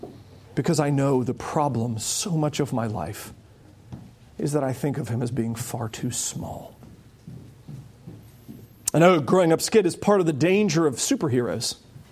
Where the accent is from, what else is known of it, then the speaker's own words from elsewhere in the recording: United States; we as American Christians